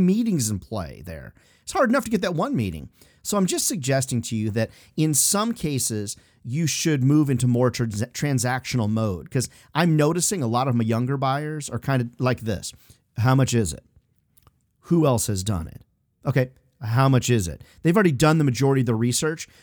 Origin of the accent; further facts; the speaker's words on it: Chicago, Iowa, Midwest, United States; moved away; also born or lived in Illinois; I grew up in the Midwest, Chicago, Iowa, Illinois, Midwestern stuff